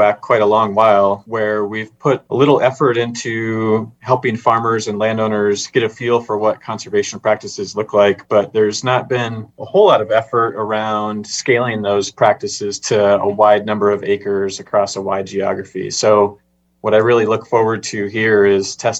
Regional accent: Midwest, United States; I'm a Midwesterner

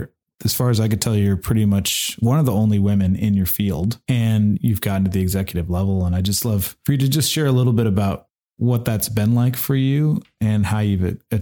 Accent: Omaha, Nebraska, United States; now in Rough and Ready, United States; I feel very similarly as far as the safety is concerned about growing up in Omaha, Nebraska. It's very safe, although I was definitely not first generation.

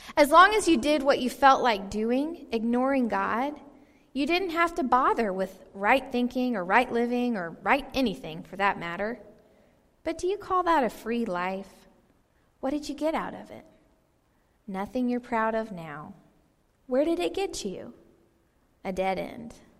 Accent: Georgia, United States; I lived in Georgia, I grew up in Georgia

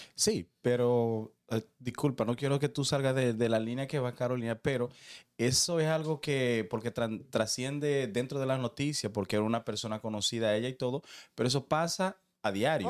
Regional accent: Dominican Republic; como dominicano

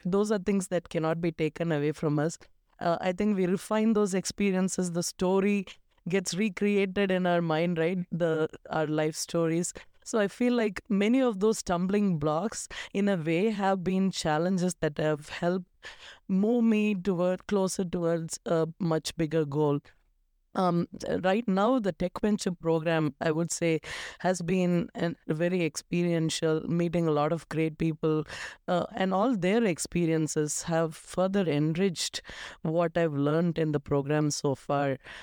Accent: Coimbatore, Tamil Nadu, India; moved away as an adult; also born or lived in Kerala; now in United States; I was born in, um, South India, the southernmost part, um, in Tamil Nadu, Coimbatore. Um, I'm basically from Kerala

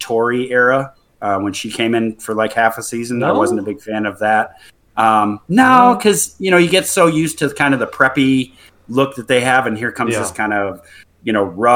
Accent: New England, United States; moved away; I grew up on the East Coast in New England

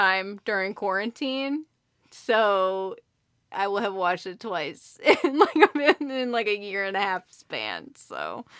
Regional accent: United States; we're so American.

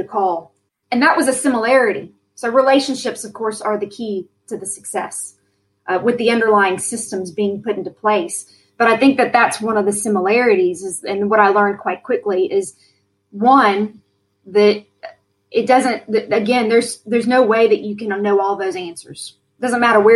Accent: United States; accent: American; moved away as an adult; also born or lived in Texas; now in Melbourne, Australia; you hear my good American accent

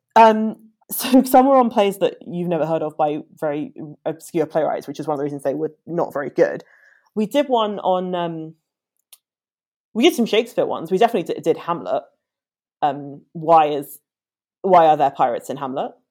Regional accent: London, United Kingdom; I am uh, born and bred Londoner.

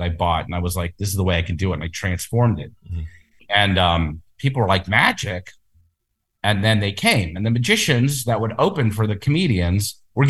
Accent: Erie, Pennsylvania, United States; moved away as an adult; also born or lived in Los Angeles; So I'm from Erie, Pennsylvania.

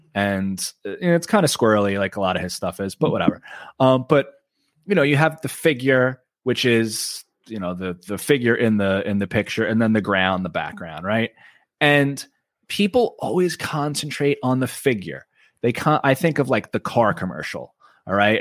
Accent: Oceanside, New York, United States; I grew up on Long Island, on Long Beach Road in Oceanside

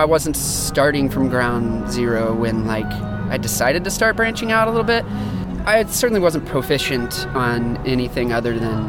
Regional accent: Kentucky, United States; Yeah, I grew up there.

